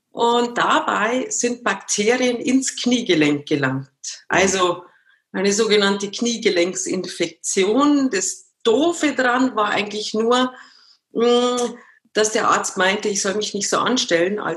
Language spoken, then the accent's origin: German; Munich, Bavaria, Germany; Ich bin ein Münchner Kindl, genau.